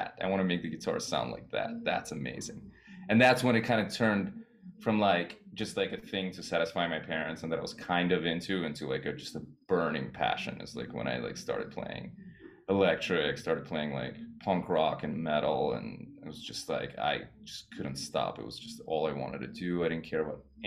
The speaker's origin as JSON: {"language": "English", "town": "New York City", "region": "New York", "country": "United States", "tie": "born or raised there", "also_born_or_lived": "Soviet Union / Boston", "said": "I grew up in Queens"}